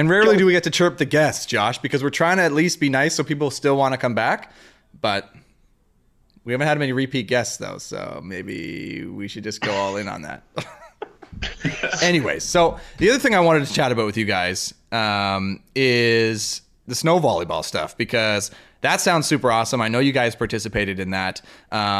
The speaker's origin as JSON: {"language": "English", "country": "Canada", "said": "We're Canadian"}